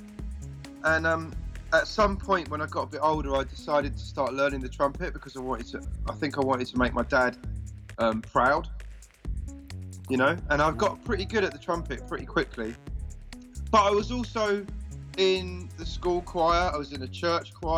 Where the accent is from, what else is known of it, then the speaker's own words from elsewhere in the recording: London, United Kingdom; now in Brighton, United Kingdom; I come from London, actually, but because I've lived here longer than I didn't live here, then technically I can say I'm from here